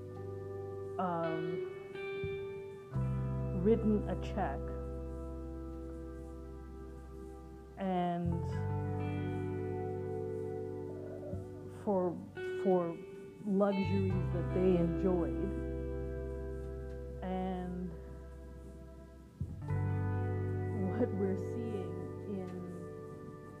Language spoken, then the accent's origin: English; India; now in North America; being an Indian person, living in North America